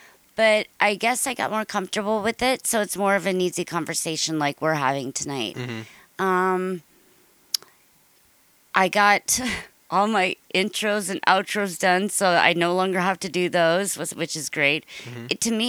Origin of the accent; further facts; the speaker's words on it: Ireland; I'm Irish.